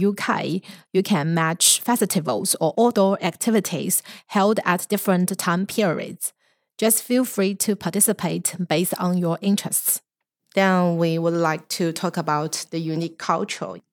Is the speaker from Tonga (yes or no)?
no; China